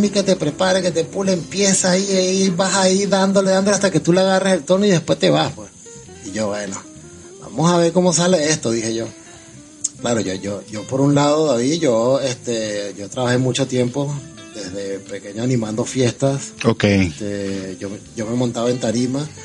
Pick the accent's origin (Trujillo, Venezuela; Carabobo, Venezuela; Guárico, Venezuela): Carabobo, Venezuela; Valencia; No, vale, no, no, no, o sea, para nada, de Valencia